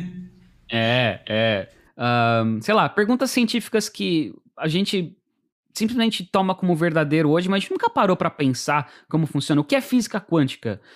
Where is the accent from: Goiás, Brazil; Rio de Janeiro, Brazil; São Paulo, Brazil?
São Paulo, Brazil; moved away as an adult; now in United States; eu vim da periferia de São Paulo.